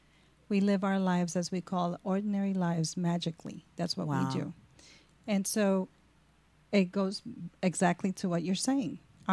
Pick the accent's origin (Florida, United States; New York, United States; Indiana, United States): New York, United States; New York City; I am from Brooklyn.